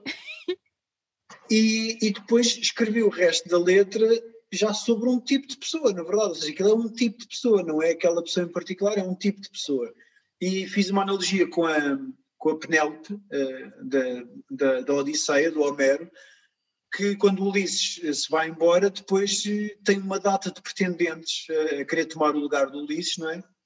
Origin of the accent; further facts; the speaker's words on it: Portugal; eu nasci cá e eu cresci com amigos cá